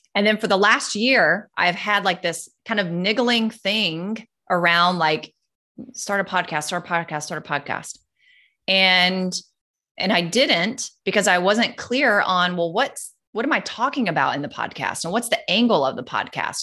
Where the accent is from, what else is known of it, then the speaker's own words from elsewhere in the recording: North Carolina, United States; moved away as an adult; also born or lived in California; now in Florida, United States; we moved from North Carolina to California. Then we did it again and moved California to Florida